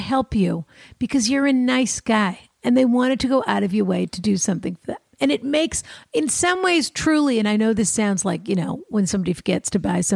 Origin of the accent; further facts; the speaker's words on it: Boston, Massachusetts, United States; coming from Boston and being a Bostonian